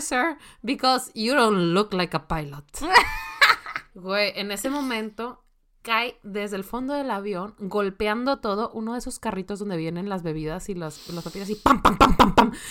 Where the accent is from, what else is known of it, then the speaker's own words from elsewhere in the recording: Monterrey, Nuevo León, Mexico; si soy de Monterrey